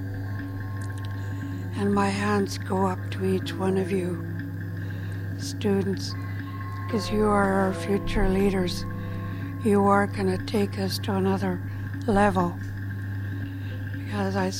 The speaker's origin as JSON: {"language": "English", "area": "Songhees Lekwungen territory", "region": "British Columbia", "country": "Canada", "tie": "born or raised there", "said": "I am from Songhees Lekwungen territory, born and raised there."}